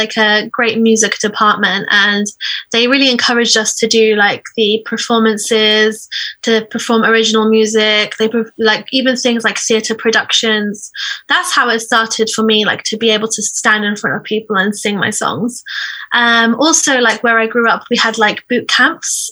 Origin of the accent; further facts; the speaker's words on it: Iraq; moved away; I'm from Iraq